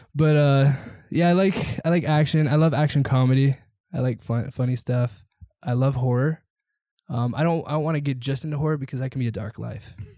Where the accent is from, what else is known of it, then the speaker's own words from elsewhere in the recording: Seattle, Washington, United States; moved away; also born or lived in Idaho / Southwest Florida; Born and raised in Seattle, huge Seahawks fan